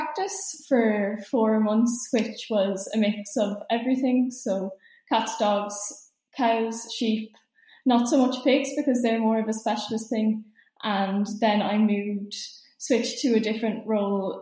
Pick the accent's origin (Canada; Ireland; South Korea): Ireland; Celbridge, County Kildare; I'm from Selbridge in Kildare